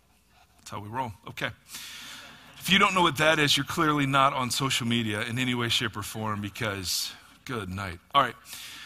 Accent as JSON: {"language": "English", "region": "Midwest", "country": "United States", "tie": "born or raised there", "moved": "yes", "said": "Well, so I grew up in the Midwest, and complaining about the weather is what we do."}